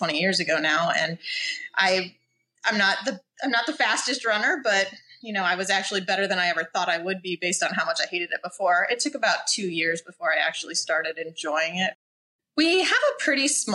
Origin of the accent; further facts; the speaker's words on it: Indiana, United States; moved away as an adult; also born or lived in Chicago; now in Kona, United States; I am originally from Indiana